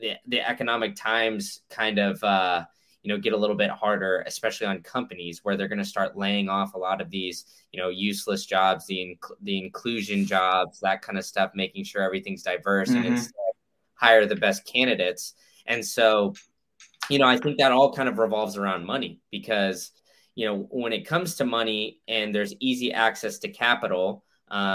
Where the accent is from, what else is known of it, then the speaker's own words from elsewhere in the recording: Austin, Texas, United States; now in Florida, United States; I grew up in Austin